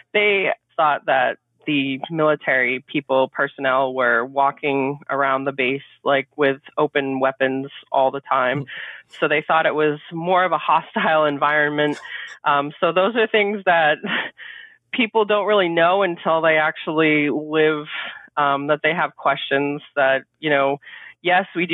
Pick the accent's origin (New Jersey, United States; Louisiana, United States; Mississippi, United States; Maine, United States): Maine, United States; moved away as an adult; move back home, which we are from Maine